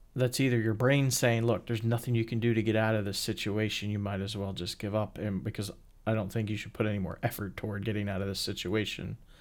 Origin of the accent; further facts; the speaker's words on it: Pennsylvania, United States; also born or lived in Illinois; I was born a white Caucasian male in Illinois and then was, you know, moved to Pennsylvania as a baby and grew up in a town that was poor